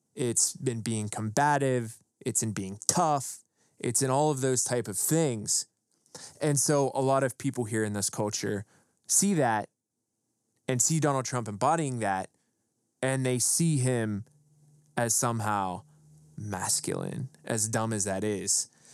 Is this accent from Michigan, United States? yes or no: no; Western Pennsylvania, United States; moved away as an adult; also born or lived in Los Angeles, California; to go back to Appalachia, to where I grew up in Western P